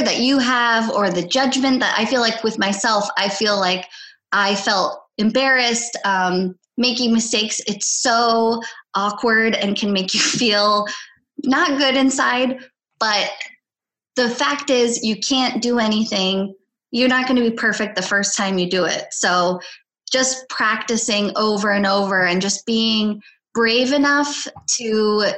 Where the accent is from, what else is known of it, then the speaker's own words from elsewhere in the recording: United States; first language Polish; English is a second language; I'm Polish-American. So I grew up speaking Polish at home, and I grew up in the United States. So I learned English when I went to school